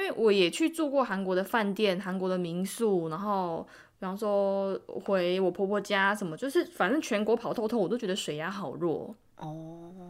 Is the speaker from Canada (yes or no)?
no; Taiwan; moved away as an adult; now in South Korea; 我就身为一个台湾人